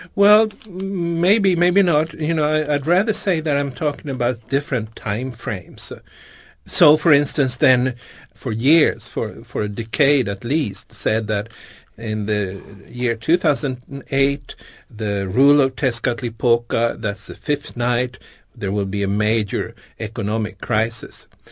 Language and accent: English; Stockholm, Stockholm County, Sweden; Born and raised in Stockholm